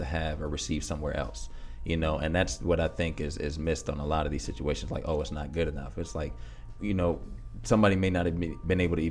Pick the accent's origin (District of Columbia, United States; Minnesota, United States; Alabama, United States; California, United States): District of Columbia, United States; D.C.; I grew up right outside of Washington, D.C.